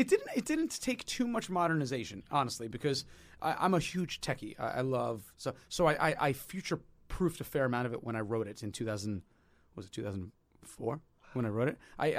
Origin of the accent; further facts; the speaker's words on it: New York City, New York, United States; Well, you know, as a New Yorker, man, the subways.